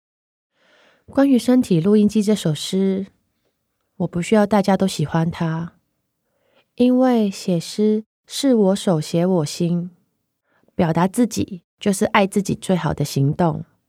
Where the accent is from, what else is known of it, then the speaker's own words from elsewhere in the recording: Hong Kong; moved away as an adult; now in Taipei, Taiwan; 我来自香港， 我写诗， 也同时是一间只卖诗集的独立书店店长